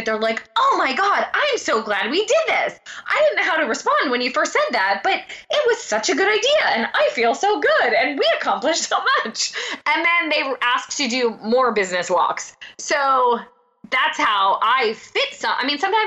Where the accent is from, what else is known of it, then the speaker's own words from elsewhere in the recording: Pennsylvania, United States; I'm from Pennsylvania, I'm Italian